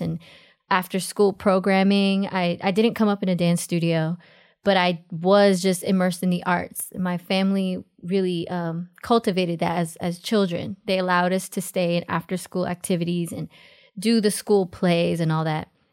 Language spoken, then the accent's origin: English; New York City, New York, United States; also born or lived in Los Angeles; I was born in Jackson Heights, Queens, New York